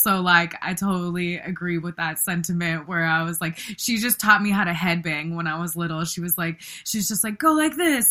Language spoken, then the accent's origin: English; Bay Area, California, United States; growing up in the Bay Area during the 90s